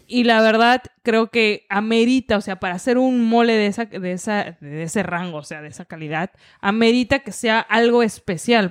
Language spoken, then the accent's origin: Spanish; Taxco, Guerrero, Mexico; yo soy de Tasco